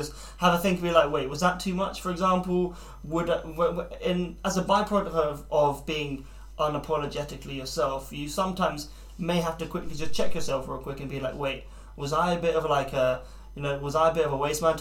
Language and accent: English; United Kingdom; as British people